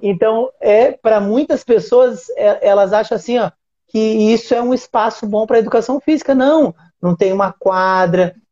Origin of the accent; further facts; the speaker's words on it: Uruguaiana, Rio Grande do Sul, Brazil; eu sou de uma cidade do interior do Rio Grande do Sul, se chama Uruguaiana.